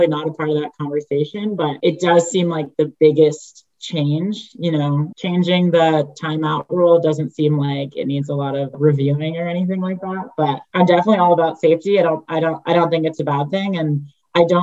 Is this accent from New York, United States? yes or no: yes; New York, United States; moved away as an adult; now in Utah, United States; I grew up in New York, where is the lacrosse hub